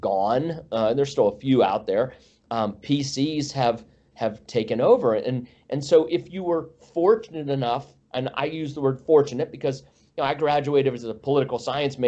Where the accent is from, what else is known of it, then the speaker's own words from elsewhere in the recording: Northwest Pennsylvania, United States; moved away as an adult; also born or lived in Northern Virginia; I grew up in Northwest Pennsylvania